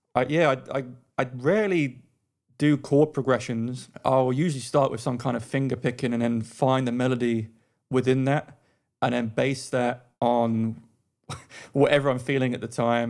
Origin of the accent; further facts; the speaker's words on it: London, United Kingdom; moved away as an adult; also born or lived in Australia; now in United States; I'm originally from London, and I now live in the U S A.